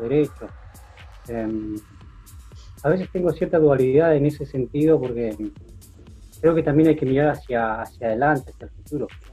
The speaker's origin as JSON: {"language": "Spanish", "town": "San Martín", "country": "Argentina", "tie": "born or raised there", "also_born_or_lived": "Belgium / Spain / Plottier", "moved": "as an adult", "said": "yo nací en San Martín y estuve hasta 2001, hasta el 2000, viviendo constantemente en San Martín"}